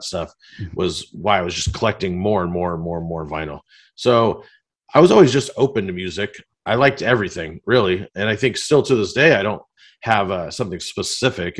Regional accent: Long Beach, California, United States; I'm from Long Beach

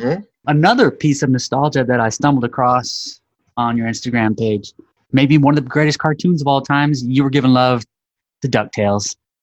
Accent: West Coast, United States; But I'm a West Coast guy, so I grew up out here on the West.

